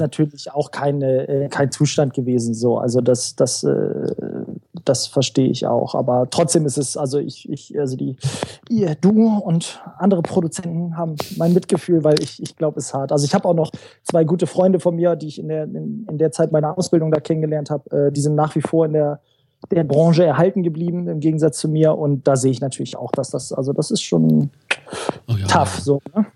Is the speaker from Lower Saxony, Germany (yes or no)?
yes; Göttingen, Lower Saxony, Germany; moved away as an adult; now in Hamburg, Germany; Ich komme äh, ursprünglich aus Göttingen